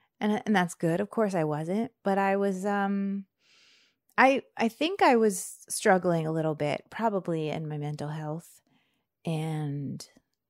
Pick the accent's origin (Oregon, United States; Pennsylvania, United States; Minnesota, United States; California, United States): Pennsylvania, United States; Bradford; And it's mountainous, and I don't know how it took 40 years for me to realize that my hometown is mountainous. Like, I am a mountain girl.